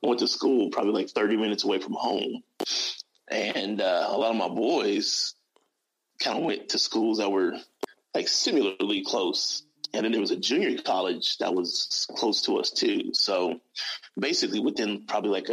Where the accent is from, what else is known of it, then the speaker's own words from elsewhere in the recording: Los Angeles, California, United States; I was born and raised in Los Angeles, California